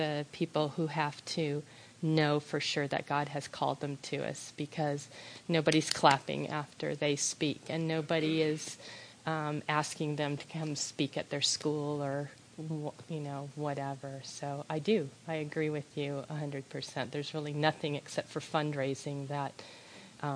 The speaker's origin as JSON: {"language": "English", "country": "United States", "said": "as an American"}